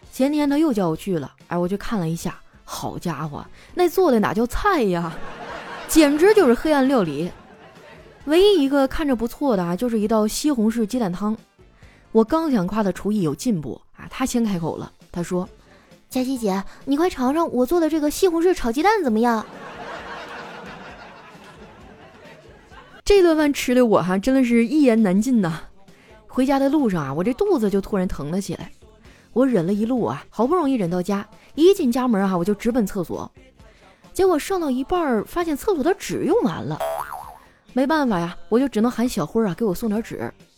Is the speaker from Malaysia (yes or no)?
no; Qitaihe, Heilongjiang, China; now in Shanghai, China; 我的家乡七台河